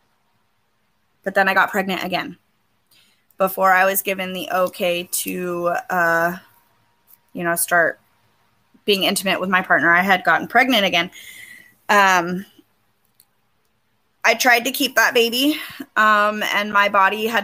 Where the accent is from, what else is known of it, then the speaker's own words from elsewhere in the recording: Grants Pass, Oregon, United States; also born or lived in California / Medford, Oregon; my hometown of Grants Pass, Oregon